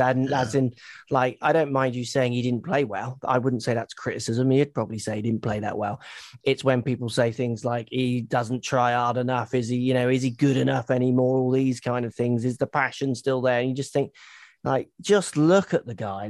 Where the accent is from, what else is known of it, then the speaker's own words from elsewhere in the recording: England, United Kingdom; I'm English